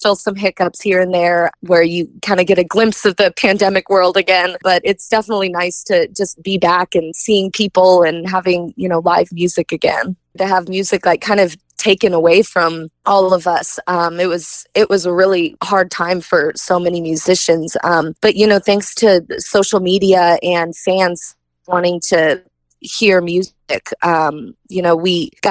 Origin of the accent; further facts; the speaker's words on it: Kansas City, Missouri, United States; Kansas City is always going to be near and dear to my heart. That's my hometown.